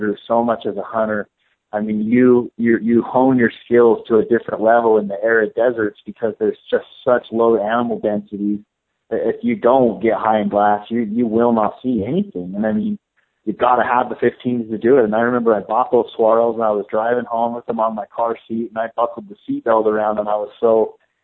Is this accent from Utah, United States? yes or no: yes; Salt Lake City, Utah, United States; moved away as an adult; now in Arizona, United States; I grew up hunting in Salt Lake City, Utah